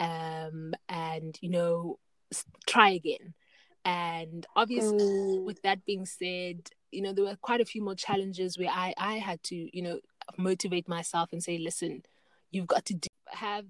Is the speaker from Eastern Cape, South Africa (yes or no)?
no; Knysna, Western Cape, South Africa; my hometown, Knysna